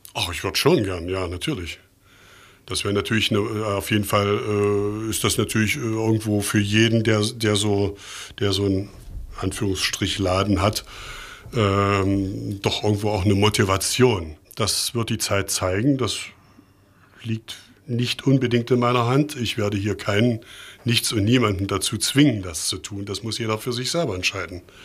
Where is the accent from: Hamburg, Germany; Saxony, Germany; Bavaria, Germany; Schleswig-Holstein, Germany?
Saxony, Germany; Leipzig; also born or lived in Mainz; in Leipzig im Tomanerchor groß geworden